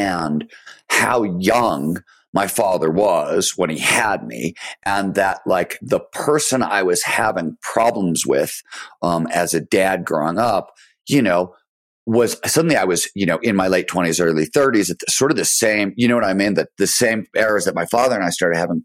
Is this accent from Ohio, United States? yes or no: yes; Cleveland, Ohio, United States; also born or lived in Chicago; the year we moved from Chicago to Cleveland, which was, I was 2 or 3 or something